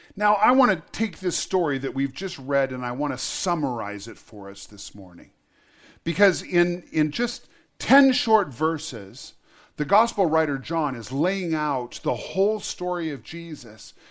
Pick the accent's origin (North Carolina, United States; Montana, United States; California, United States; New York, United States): Montana, United States; I was born in Montana. I love Montana. I have chosen to live most of my life in Montana